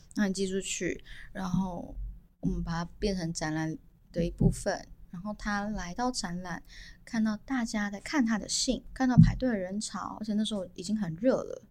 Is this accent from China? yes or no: no; Taiwan; 我也是台湾人啊